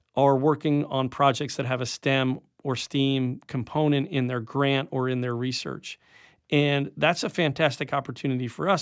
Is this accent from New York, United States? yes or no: yes; Rockland County, upstate New York, United States; now in Tallahassee, United States; I grew up in upstate New York